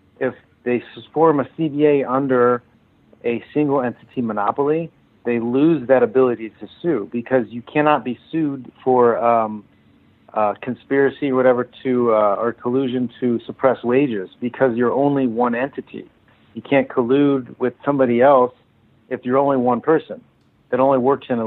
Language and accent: English; San Jose, California, United States; Finish my career out in a strong way for a strong organization in my hometown